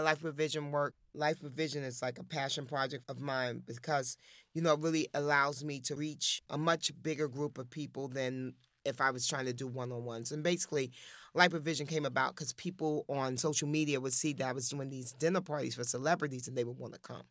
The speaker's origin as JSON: {"language": "English", "town": "New York City", "region": "New York", "country": "United States", "said": "I'm from Harlem"}